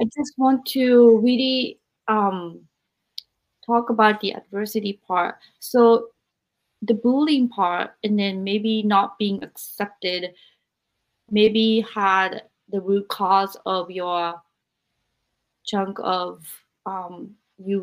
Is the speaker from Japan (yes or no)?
yes; Japan; now in United States; I'm Japanese and I grew up in Japan